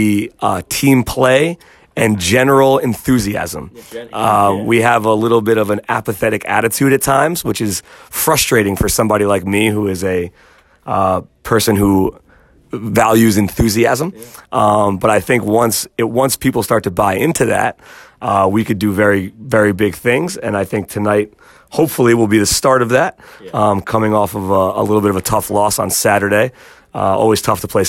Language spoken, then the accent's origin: English; Yonkers, New York, United States; accent: New York; I'm from Yonkers, New York